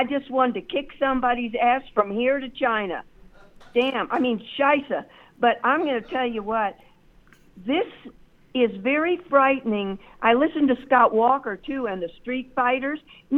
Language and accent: English; Wiesbaden, Hesse, Germany; born there; Rob, I was born in Wiesbaden.